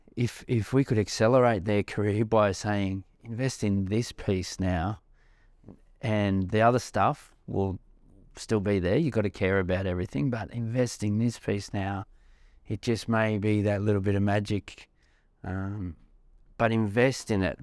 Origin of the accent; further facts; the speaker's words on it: Australia; being an Australian